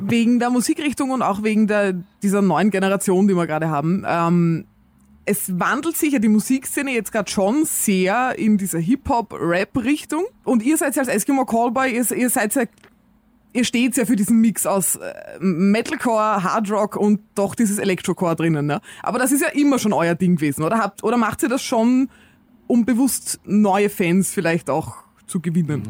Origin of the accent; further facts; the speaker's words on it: Austria; bei uns in Österreich